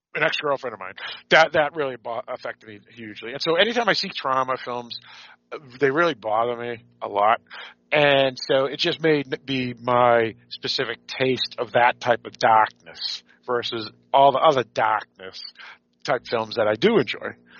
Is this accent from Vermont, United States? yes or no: no; Boston, Massachusetts, United States; accent: Boston; my Boston accent